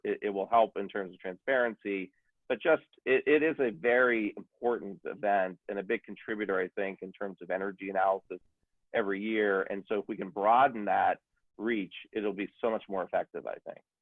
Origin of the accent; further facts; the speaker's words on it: United States; I'm an American